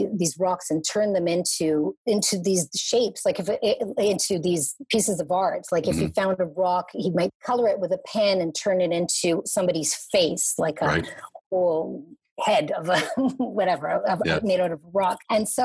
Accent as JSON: {"language": "English", "town": "Montreal", "region": "Quebec", "country": "Canada", "tie": "born or raised there", "moved": "as an adult", "lives_now": "Toronto, Canada", "said": "I was raised in Montreal"}